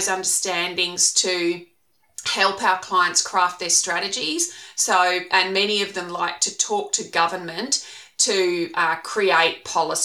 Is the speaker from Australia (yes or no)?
yes; Queensland, Australia; also born or lived in Toowoomba / Ireland / Canada / United Kingdom; I am a Queenslander and I started out in journalism